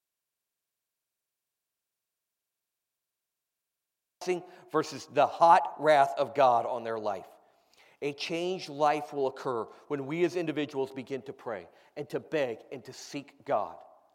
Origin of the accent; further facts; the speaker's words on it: United States; I, as an American